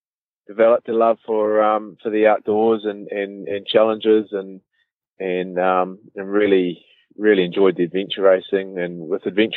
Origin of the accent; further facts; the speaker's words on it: Auckland, New Zealand; also born or lived in Cambridge, Waikato; I grew up in Auckland, pretty normal sort of upbringing